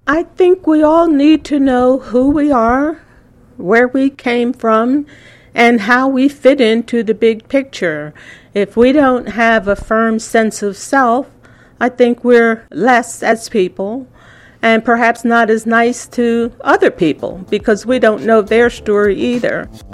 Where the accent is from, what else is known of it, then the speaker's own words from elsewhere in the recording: Ocean City, New Jersey, United States; growing up in Ocean City was fun because it is such a small place